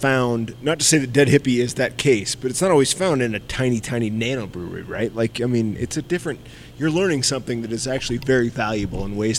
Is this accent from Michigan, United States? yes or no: no; Iowa, United States; now in Colorado, United States; I'm from Iowa.